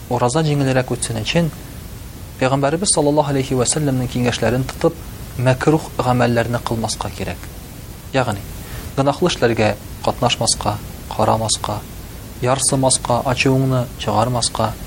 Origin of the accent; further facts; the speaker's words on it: Tatarstan, Russia; Без татар халкы урнашкан урыныбыз ягыннан бик уникаль. Менә без татар халкы шушы үзебезнең яшәгән урыныбыздан чыгып ураза тотабыз.